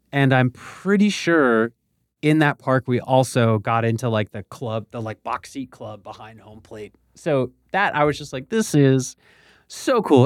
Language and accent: English; Bethlehem, Pennsylvania, United States; moved away as an adult; also born or lived in Philadelphia, Pennsylvania; now in Miami, United States; I grew up in Bethlehem, Pennsylvania, which is equidistant from Philly and New York